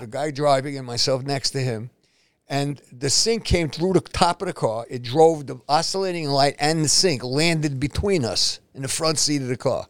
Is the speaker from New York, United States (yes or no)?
yes; New York City, New York, United States; moved away as an adult; now in New Jersey, United States; I'm born and raised in Spanish Harlem